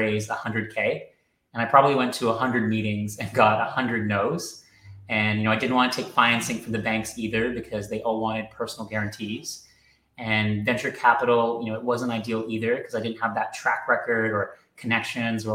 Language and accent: English; Toronto, Ontario, Canada; moved away as an adult; now in London, United Kingdom; I'm originally from Toronto, Canada, hence the funny accent, but I originally came here for 12 months and it's been 12 years, so this is home now